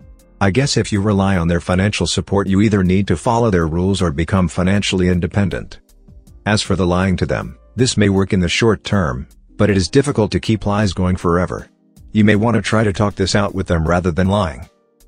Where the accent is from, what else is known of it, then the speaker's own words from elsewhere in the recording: Kenya; moved away as an adult; now in United Kingdom; I'm from Kenya but I'm studying for my undergraduate degree in the United Kingdom. I only arrived a couple months ago.